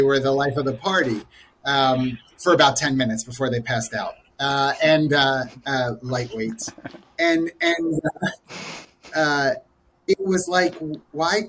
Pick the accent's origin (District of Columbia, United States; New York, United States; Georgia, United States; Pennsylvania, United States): Pennsylvania, United States; Philadelphia; I am originally from the Philadelphia area